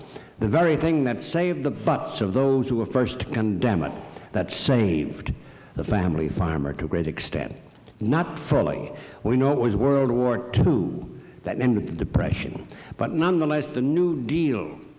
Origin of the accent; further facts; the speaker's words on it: Chicago, Illinois, United States; I come from Chicago